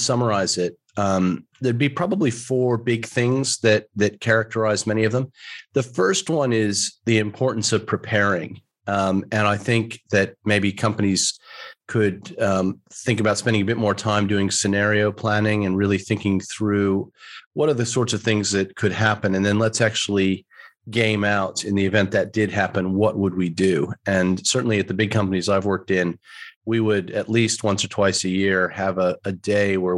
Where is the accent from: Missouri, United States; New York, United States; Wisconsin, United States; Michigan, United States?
New York, United States; moved away as an adult; also born or lived in Melbourne, Australia / United Kingdom; now in Australia; I'm from New York originally